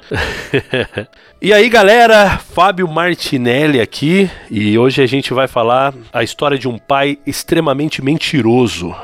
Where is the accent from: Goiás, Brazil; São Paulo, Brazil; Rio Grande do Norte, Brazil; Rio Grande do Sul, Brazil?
São Paulo, Brazil; interior of; moved away as an adult; now in Montevideo, Uruguay; eu sou natural do interior de São Paulo. Eu estou agora no Uruguai, Montevidéu